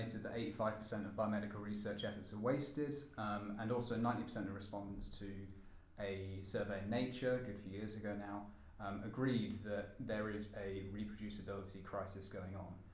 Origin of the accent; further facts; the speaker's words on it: United Kingdom; I am a Brit